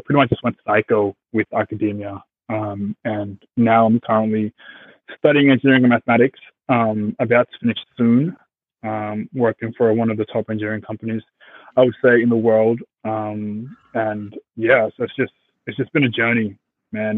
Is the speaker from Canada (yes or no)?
no; Australia; English is a second language; also born or lived in Congo / Zimbabwe; born Congo, traveled, got to Zimbabwe, lived there for five years, and then seven, eight, nine. Yeah, seven, eight came to Australia and yeah, pretty much with no English at all